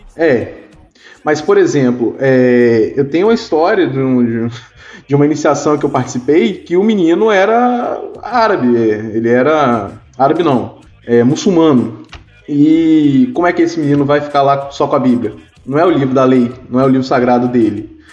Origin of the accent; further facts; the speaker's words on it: Espírito Santo, Brazil; eu sou do Espírito Santo